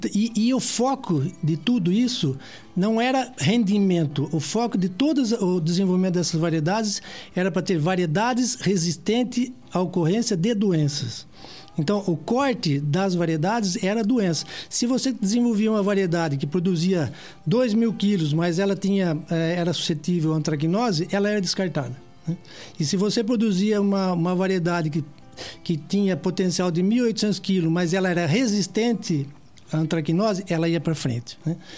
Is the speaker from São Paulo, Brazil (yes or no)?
yes; Piracicaba, São Paulo, Brazil; eu nasci em Piracicaba